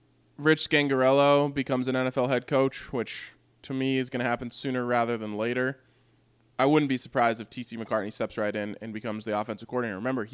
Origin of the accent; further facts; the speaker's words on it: Minneapolis, Minnesota, United States; born there; Even though I was born in Minneapolis, as a kid, my heart was in Denver.